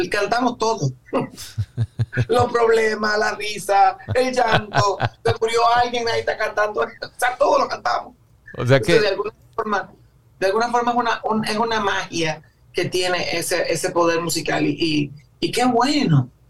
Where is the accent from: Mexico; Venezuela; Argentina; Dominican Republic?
Dominican Republic; me da hasta vergüenza a veces cuando dice yo soy dominicano